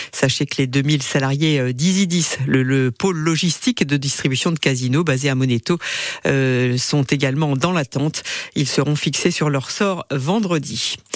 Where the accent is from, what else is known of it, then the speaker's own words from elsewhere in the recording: France; On est tous euh, euh, on aime, on n'aime pas la France avec tout ce qui se passe, mais bon, on est français avant tout.